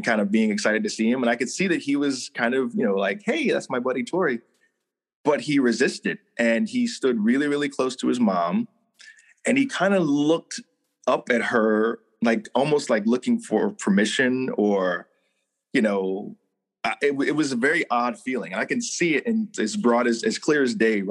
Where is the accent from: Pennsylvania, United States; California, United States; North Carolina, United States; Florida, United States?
North Carolina, United States; Hertford; I grew up in North Carolina in a really, really tiny town called, Hertford, North Carolina